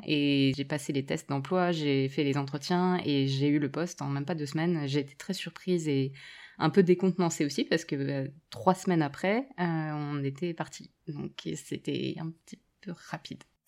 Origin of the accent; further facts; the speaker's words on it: near Strasbourg, eastern France, Grand Est, France; moved away as an adult; also born or lived in Paris / Vancouver; now in Montreal, Canada; j'ai grandi dans l'est de la France, euh, pas très loin de Strasbourg, une petite ville euh, à une vingtaine de kilomètres